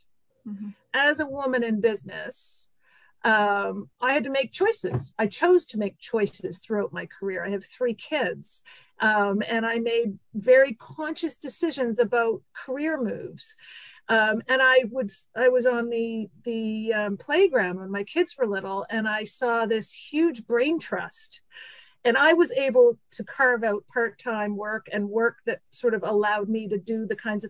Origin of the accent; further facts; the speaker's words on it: Montreal, Quebec, Canada; also born or lived in Vancouver, Canada; now in Cape Breton Island, Canada; I'm originally from Montreal, a big city, lived in Vancouver for 11 years.